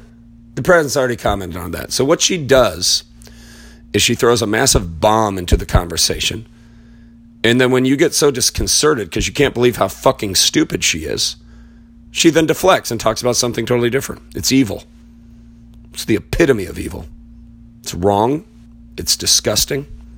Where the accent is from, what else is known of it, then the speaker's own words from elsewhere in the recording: Richmond, Indiana, United States; I am from Richmond, fucking Indiana. That's where I'm from. I was born there. My ancestors are French Huguenot and Scottish.